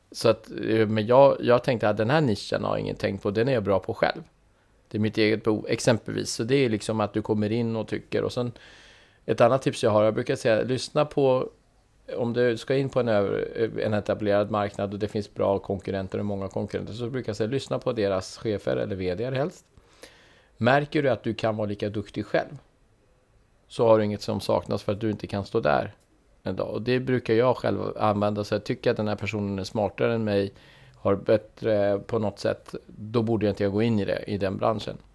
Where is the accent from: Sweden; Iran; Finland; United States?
Iran; Swedish is a second language; när jag var barn eh, i Iran så gillade jag min farfar väldigt mycket. För han hade, du vet vi, lev, vi växte upp under krig